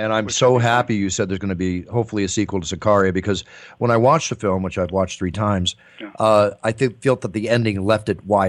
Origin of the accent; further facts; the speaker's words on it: Malibu, California, United States; I grew up in Malibu, you know, just down the street from Chad and Steve back then. I went to Santa Monica High School